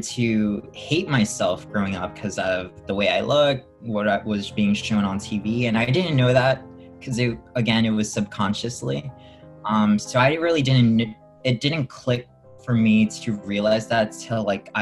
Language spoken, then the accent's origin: English; New York City, New York, United States; also born or lived in South Florida; I grew up, born and raised in Queens